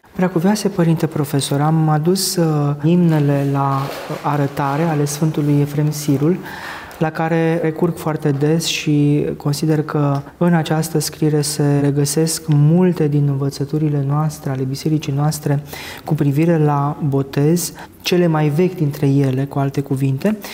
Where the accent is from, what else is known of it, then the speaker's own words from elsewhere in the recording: Romania; mulți dintre noi ca creștini ortodoxi, ca români